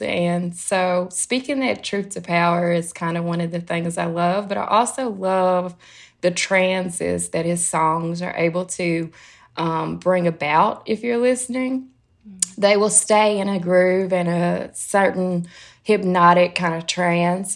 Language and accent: English; Tennessee, United States; moved away as an adult; now in New York, United States; growing up in Tennessee